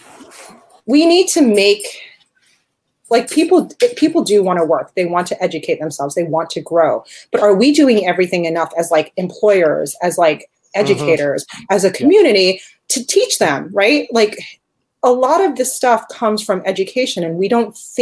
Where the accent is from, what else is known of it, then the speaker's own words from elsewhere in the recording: New Jersey, United States; I grew up in Jersey